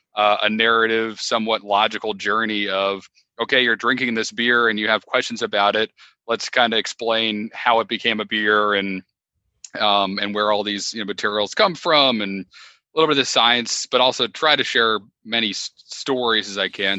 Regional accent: Connecticut, United States; moved away as an adult; now in Wilmington, United States; I started in Connecticut, which is my home state

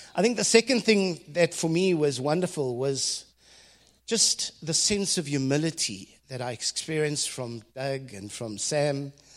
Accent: South Africa; as a South African boy who had never been out of the country

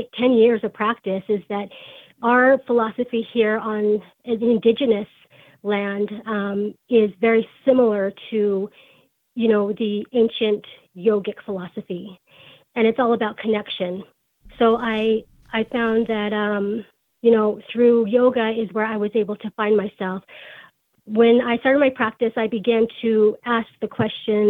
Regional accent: Salt Lake City, Utah, United States; I grew up in Salt Lake City, Utah

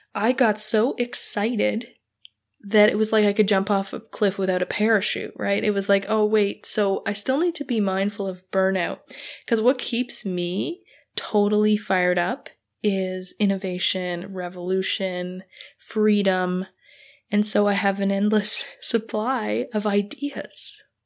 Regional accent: Canada; I'm Canadian

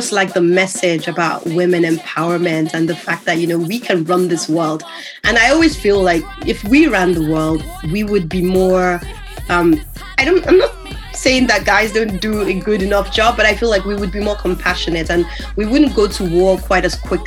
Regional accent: Nigeria; moved away; also born or lived in United States; when I was growing up in Nigeria. So that by the time I moved over to the US

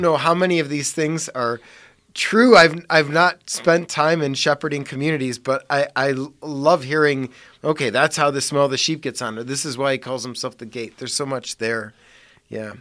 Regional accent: Parma, Ohio, United States; I grew up in Parma

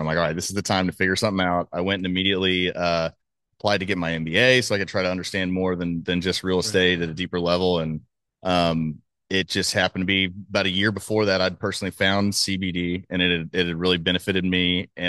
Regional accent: Dallas, Texas, United States; So I grew up in Dallas. You know, I'm from here. Went off to school and came back. Kind of always loved Texas.

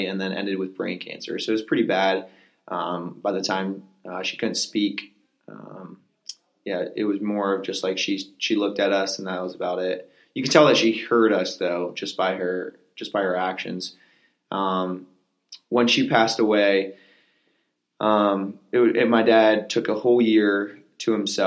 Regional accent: Pennsylvania, United States; Originally, I was born in Pennsylvania. Grew up in a small farm

